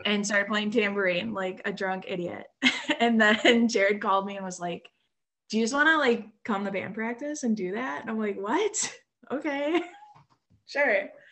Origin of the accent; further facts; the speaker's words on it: South Milwaukee, Wisconsin, United States; also born or lived in Oak Creek, Wisconsin; born and raised in Milwaukee. Um, I grew up in a small town called South Milwaukee ah. um, uh, and Oak Creek